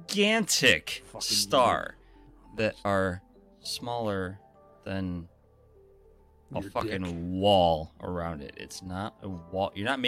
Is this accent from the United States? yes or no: yes; Boston, Massachusetts, United States; Of course I'm from Boston. Where else do you expect a woman like this to come?